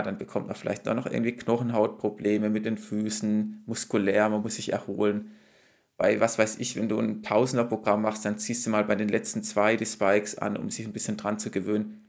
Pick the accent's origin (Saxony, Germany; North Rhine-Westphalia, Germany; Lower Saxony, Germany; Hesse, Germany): Hesse, Germany; Frankfurt am Main; hier als Frankfurter